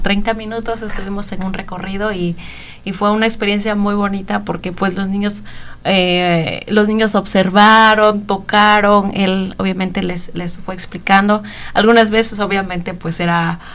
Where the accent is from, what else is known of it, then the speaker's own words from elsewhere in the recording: Oaxaca, Mexico; moved away as an adult; now in Bloomington, United States; yo soy de México, de Oaxaca